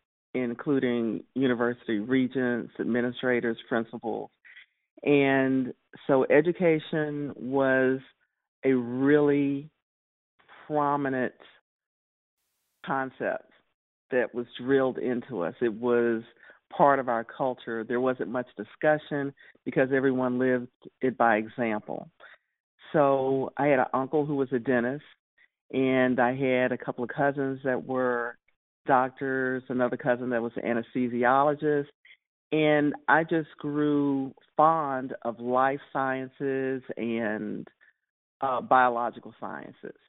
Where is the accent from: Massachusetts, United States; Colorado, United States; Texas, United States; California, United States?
Texas, United States; Houston; also born or lived in Dallas, Texas; I'm originally from Houston, Texas. I was born in Houston and also lived during a part of my childhood in Dallas, Texas